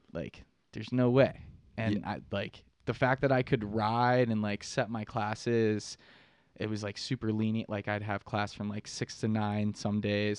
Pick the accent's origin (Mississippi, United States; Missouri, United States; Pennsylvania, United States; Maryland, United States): Pennsylvania, United States; Pittsburgh; moved away as an adult; also born or lived in Utah; I'm from Pittsburgh, Pennsylvania. Uh, grew up there, rode Seven Springs uh, I was about 18